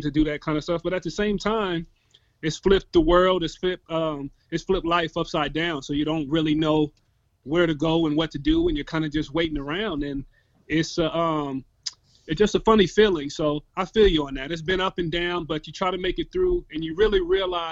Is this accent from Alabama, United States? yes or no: no; Tacoma, Washington, United States; I'm born and raised in Tacoma, Washington. Shout out to T-Town.